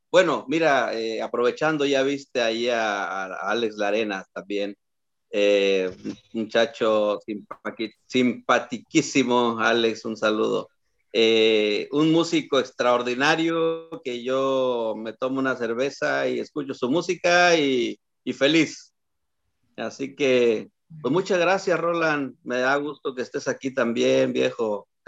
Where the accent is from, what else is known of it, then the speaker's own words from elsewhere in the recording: Pinto, Ñuble, Chile; Soy de Pinto, Pinto, Chile.